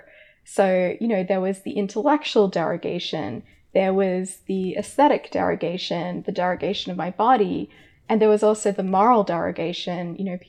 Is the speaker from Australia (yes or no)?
yes; Australia; accent: hybrid Americanized Australian; I grew up in Australia, as listeners might be able to tell from my weird hybrid accent. It's very Americanized now.